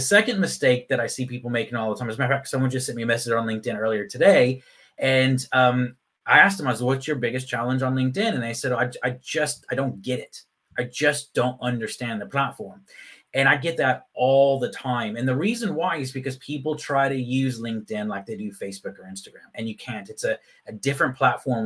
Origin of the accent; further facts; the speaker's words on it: Texas, United States; moved away as an adult; also born or lived in Phoenix, Arizona / Ireland; now in Leeds, United Kingdom; I was actually born in Phoenix, Arizona, but I grew up in Texas.